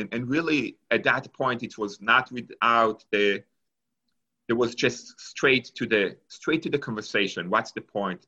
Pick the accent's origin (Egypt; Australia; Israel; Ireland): Israel; English is a second language; moved away as an adult; also born or lived in Argentina; now in Pittsburgh, United States; So I was born in Argentina. And when I was 3 years old, my family moved to Israel. And I grew up in Israel until after I finished high school.